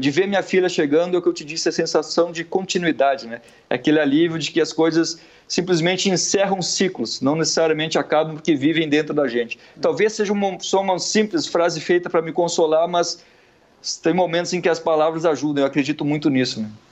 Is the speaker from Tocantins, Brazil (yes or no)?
no; Gaúcho, Rio Grande do Sul, Brazil; moved away as an adult; now in Rio de Janeiro, Brazil; Eu sou gaúcho, mas moro no Rio há uma década